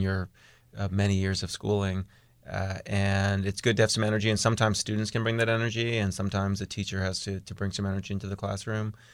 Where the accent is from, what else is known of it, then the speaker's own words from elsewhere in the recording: East Coast, United States; moved away; I'm from the East Coast